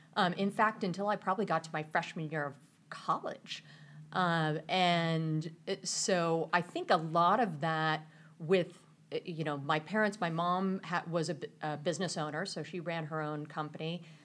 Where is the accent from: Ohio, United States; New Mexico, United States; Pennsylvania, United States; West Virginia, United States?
Pennsylvania, United States; Mechanicsburg; moved away as an adult; also born or lived in California; I grew up in Mechanicsburg, Pennsylvania